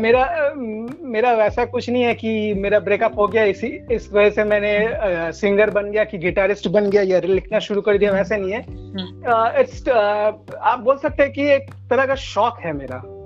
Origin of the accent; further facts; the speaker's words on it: Kolkata, West Bengal, India; मैं कोलकाता वेस्ट बंगाल से हूँ